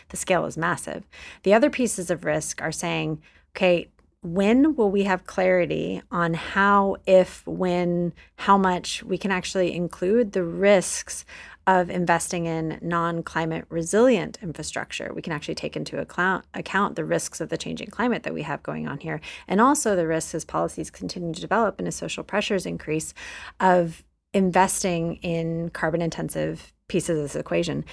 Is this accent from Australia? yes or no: no; Texas, United States; in my home state of Texas